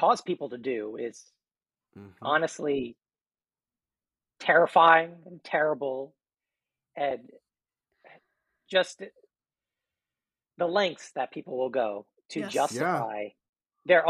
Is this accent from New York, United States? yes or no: yes; New York City, New York, United States; we're all actually from New York City